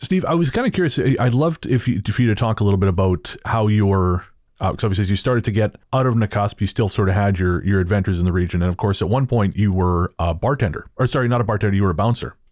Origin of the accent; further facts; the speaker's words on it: Revelstoke, British Columbia, Canada; now in Victoria, Canada; where I grew up in Revelstoke